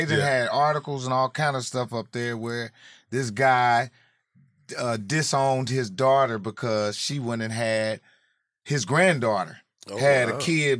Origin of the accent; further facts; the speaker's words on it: Indianapolis, Indiana, United States; moved away as an adult; also born or lived in Atlanta; Indianapolis. I'm from Naptown.